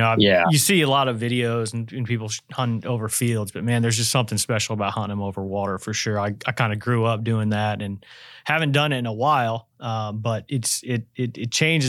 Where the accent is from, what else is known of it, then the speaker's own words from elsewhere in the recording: United States; moved away; I grew up on the Wabash, so a little bit north and west.